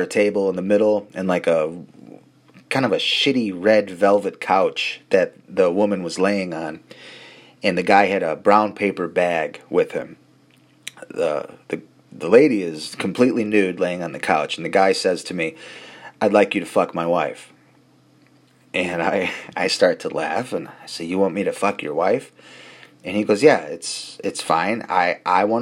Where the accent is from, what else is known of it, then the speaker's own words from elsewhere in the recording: Chicago, Illinois, United States; we're from Chicago